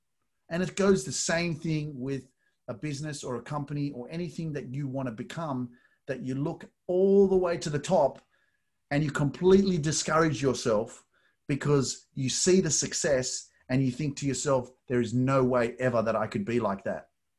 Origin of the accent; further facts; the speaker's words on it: Australia; from Australia.